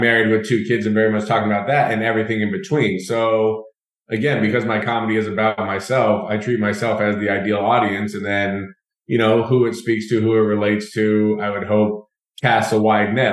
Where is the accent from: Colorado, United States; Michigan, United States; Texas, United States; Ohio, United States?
Colorado, United States; Denver; moved away as an adult; also born or lived in Atlanta, Georgia; I grew up in Denver, Colorado, but I went to Emory University for college.